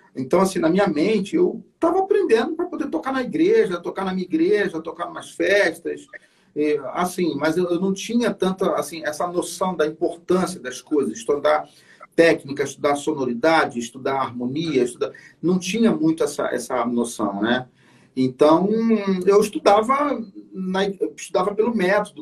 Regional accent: Niterói, Rio de Janeiro, Brazil; eu sou de Niterói

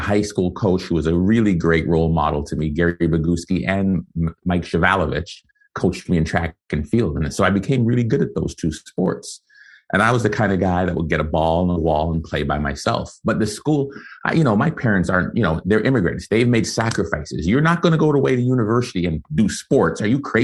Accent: Canada; also born or lived in Guyana; I was born in Guyana, South America. And so spent the first 5 years there, came and emigrated to Canada with my family.

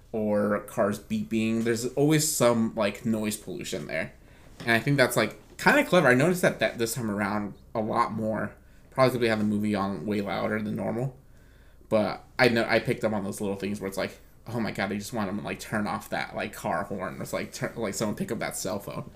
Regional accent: United States; as an American

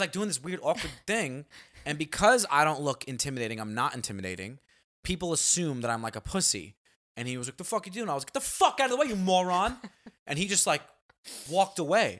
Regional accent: New York City, New York, United States; growing up in Staten Island

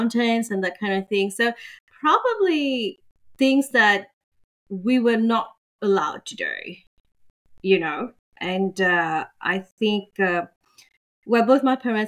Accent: Mauritius; moved away as an adult; now in Australia; I'm from Mauritius, and in our culture, of course, we are very conservative

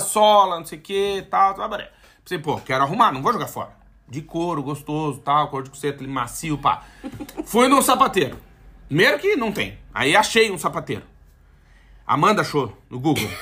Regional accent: Brazil; moved away as an adult; now in Portugal; eu tinha, tinha um passaporte brasileiro

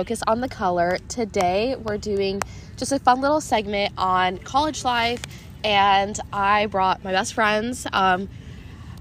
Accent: Texas, United States; moved away as an adult; now in Berkeley, United States; I'm from Texas

